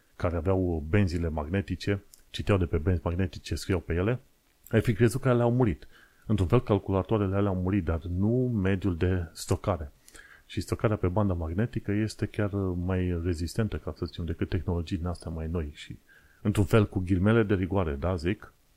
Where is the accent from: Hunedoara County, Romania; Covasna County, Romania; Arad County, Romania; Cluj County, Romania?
Covasna County, Romania; Sfântu Gheorghe; Sfântul Gheorghe, în județul Covasna, orașul natal